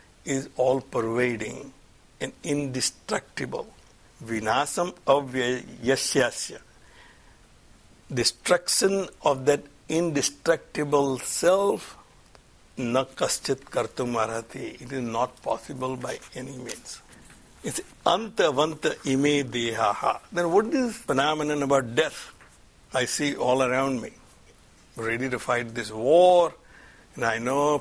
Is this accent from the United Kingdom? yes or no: no; India; now in United States; I'm an Indian